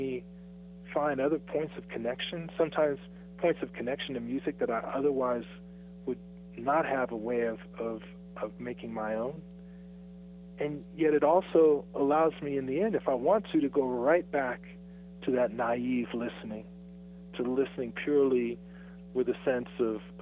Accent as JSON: {"language": "English", "town": "Salt Lake City", "region": "Utah", "country": "United States", "tie": "born or raised there", "said": "I grew up in Salt Lake City, Utah"}